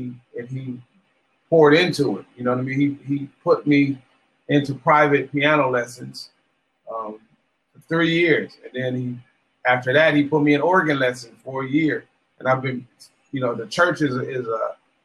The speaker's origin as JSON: {"language": "English", "town": "Los Angeles", "region": "California", "country": "United States", "tie": "born or raised there", "said": "I grew up in Watts, California, in Los Angeles."}